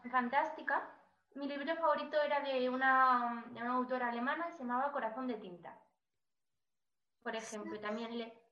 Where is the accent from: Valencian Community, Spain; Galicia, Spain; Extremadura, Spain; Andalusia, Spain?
Extremadura, Spain; Cáceres; No. ¿De dónde eres? ¿Cuál es tu ciudad natal? Cáceres.